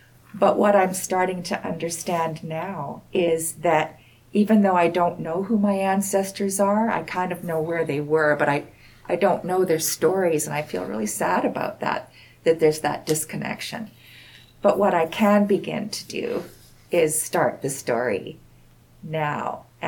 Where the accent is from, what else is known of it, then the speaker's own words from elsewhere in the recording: West Coast, Canada; now in Saskatchewan, Canada; You know, I'm a city girl. I grew up on the West Coast, but my family roots are here in Saskatchewan.